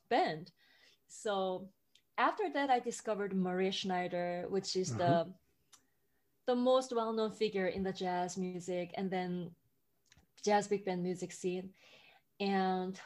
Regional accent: South Korea; moved away as an adult; also born or lived in Boston; now in New York City, United States; I grew up in South Korea, which has barely like any jazz music

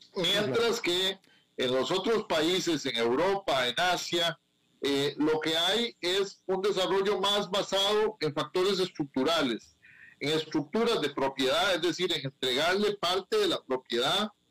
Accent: Grecia, Alajuela, Costa Rica; en mi pueblo, aquí en Grecia

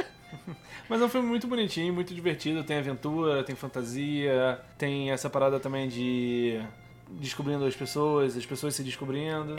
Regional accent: Brazil; nós, como brasileiros

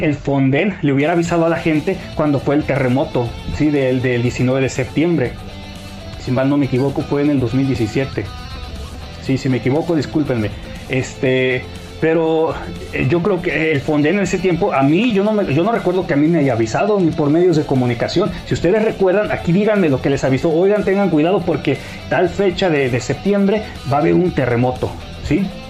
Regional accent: Mexico; mi pueblo de México

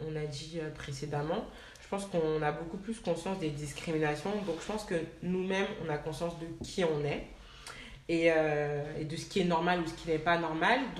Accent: France; nous en fait on a grandi en France on est né ici

